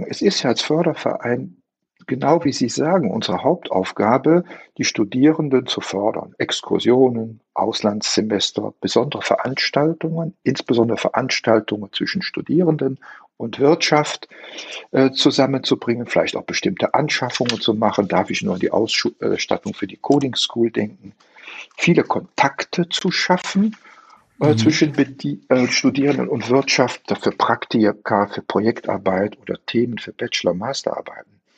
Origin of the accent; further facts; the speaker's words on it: Korschenbroich, North Rhine-Westphalia, Germany; born there; now in Mönchengladbach, Germany; Also ich bin gebürtiger Korschenbräucher, lebe jetzt in Mönchengladbach